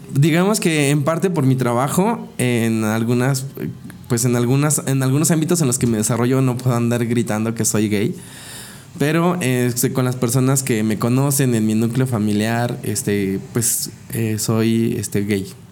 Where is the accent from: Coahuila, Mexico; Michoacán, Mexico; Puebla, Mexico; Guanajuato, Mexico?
Puebla, Mexico; Tehuacán; moved away as an adult; also born or lived in Cuesta Blanca, Puebla; de los siete años eh, a los dieciocho, viví en la ciudad de, de Tehuacán, en donde estudié gran parte de mi vida ahí.